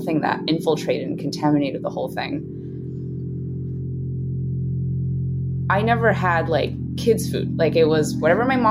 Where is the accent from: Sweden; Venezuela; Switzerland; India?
Switzerland; also born or lived in Brooklyn, New York; now in New York, United States; I'm from Switzerland, and our national food, what we're known for around the world, is cheese